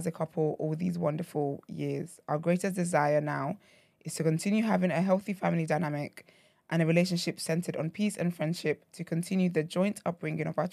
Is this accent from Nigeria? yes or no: yes; Nigeria; being Nigerian